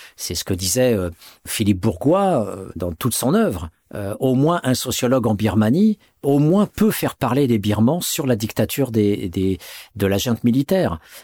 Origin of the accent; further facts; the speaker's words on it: France; en tant que Français, entre guillemets, né de parents français en France